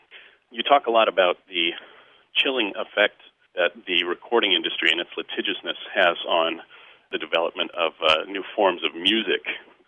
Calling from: Chicago, Illinois, United States; Hi, Greg and Jim. … I'm calling from Chicago.

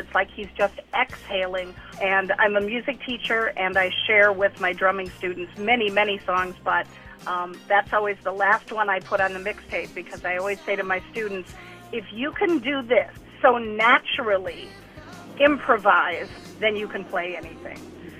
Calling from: Oak Park, Illinois, United States; I'm calling from Oak Park, Illinois.

